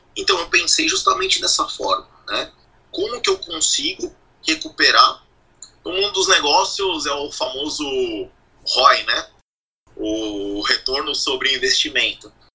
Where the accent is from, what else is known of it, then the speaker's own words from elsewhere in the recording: São Paulo, Brazil; first language Portuguese; moved away as an adult; now in New Zealand; eu sou nascido e criado em São Paulo